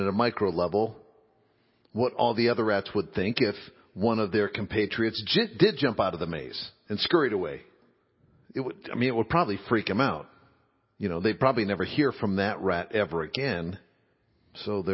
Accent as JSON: {"language": "English", "region": "Midwest", "country": "United States", "tie": "born or raised there", "said": "as a boy growing up in the Midwest, being a red-blooded Midwestern boy in 9th, 10th grade"}